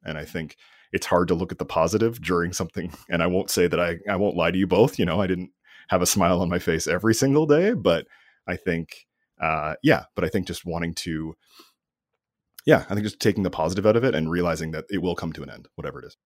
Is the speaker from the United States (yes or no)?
no; Canada; I'm Canadian